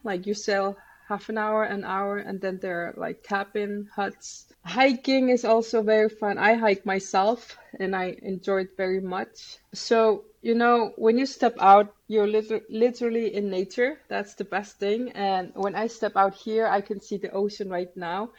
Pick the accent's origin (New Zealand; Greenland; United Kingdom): Greenland; I come from Greenland